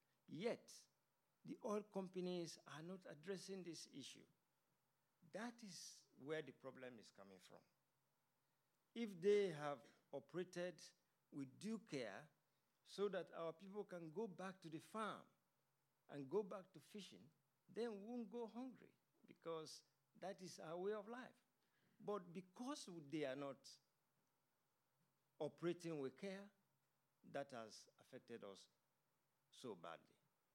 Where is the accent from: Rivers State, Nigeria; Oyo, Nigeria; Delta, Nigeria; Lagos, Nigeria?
Rivers State, Nigeria; Ogoni; moved away; also born or lived in United Kingdom; I'm from Oguni myself.